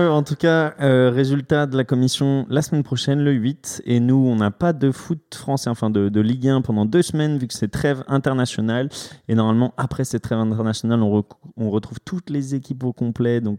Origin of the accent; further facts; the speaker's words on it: Marseille, Provence-Alpes-Côte d'Azur, France; si je suis Marseillais, donc bien sûr que j'ai envie qu'ils punissent